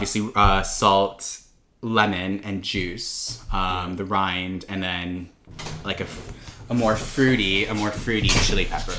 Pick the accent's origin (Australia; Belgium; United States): United States; Chicago, Illinois; born and raised in Chicago